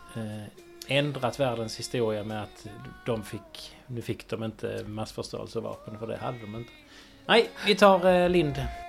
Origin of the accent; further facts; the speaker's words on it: Sweden; vi är svenskar ändå